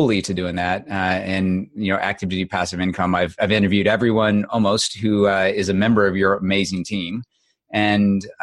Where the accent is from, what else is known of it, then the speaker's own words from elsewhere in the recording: Midwest, United States; I grew up in the Midwest on a farm